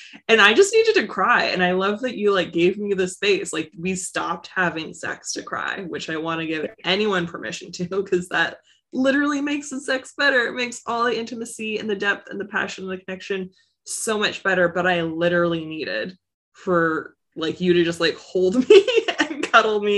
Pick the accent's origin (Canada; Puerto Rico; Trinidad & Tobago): Canada; I'm Canadian